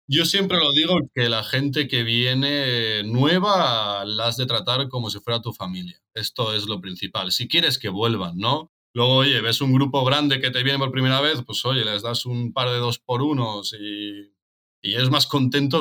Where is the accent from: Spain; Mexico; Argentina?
Spain; Tarragona, Catalonia; yo soy de Tarragona